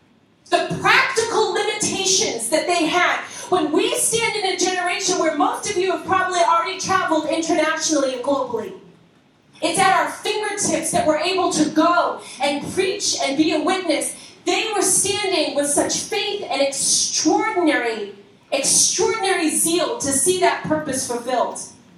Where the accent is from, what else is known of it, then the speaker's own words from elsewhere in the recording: Massachusetts, United States; also born or lived in Boston; I'm from Massachusetts, we're in California.